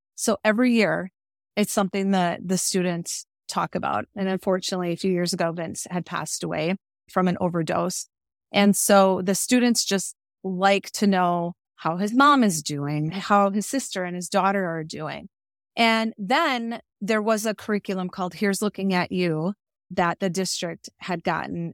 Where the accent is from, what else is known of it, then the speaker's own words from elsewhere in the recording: Cudahy, Wisconsin, United States; moved away as an adult; also born or lived in Winona, Minnesota / Rosebud Reservation, South Dakota; now in Rosebud, South Dakota, United States; I'm originally from Cudahy, Wisconsin, which is a suburb of Milwaukee